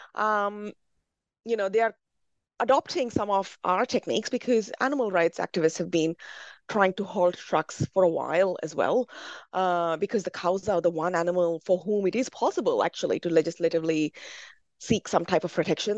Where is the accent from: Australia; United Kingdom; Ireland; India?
India; as a Brahmin growing up in India